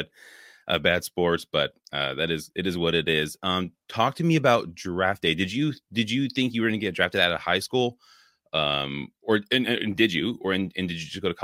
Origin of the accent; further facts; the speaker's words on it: Oakland, California, United States; I grew up in Oakland, so I'm a big Warriors fan